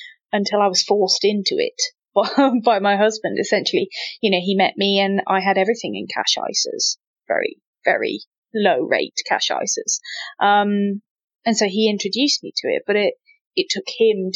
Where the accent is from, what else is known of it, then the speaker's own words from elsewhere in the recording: Midlands, United Kingdom; growing up in the Midlands